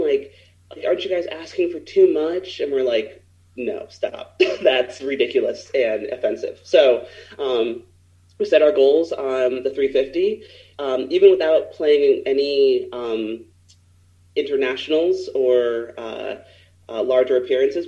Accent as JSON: {"language": "English", "country": "United States", "said": "as American players"}